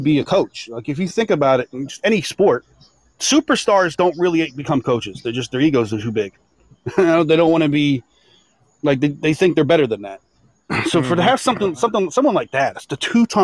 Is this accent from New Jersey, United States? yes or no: yes; New Jersey, United States; people are racist against people from Jersey. I got an accent.